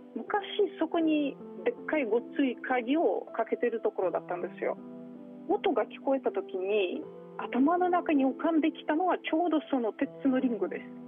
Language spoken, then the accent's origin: Japanese; Moscow, Russia; Japanese is a second language; also born or lived in Toyama Prefecture, Japan; now in Toyama, Japan; 私はもともとモスクワ出身でモスクワはすごい綺麗な街ですが